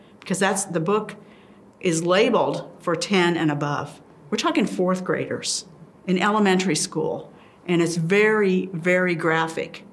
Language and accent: English; Plattsmouth, Nebraska, United States; also born or lived in Omaha, Nebraska; I'm from Plattsmouth, Nebraska.